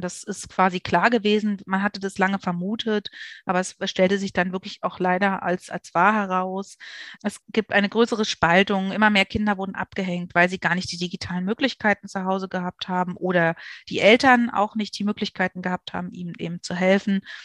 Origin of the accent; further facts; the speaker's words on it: Berlin, Germany; ich bin geborene Berlinerin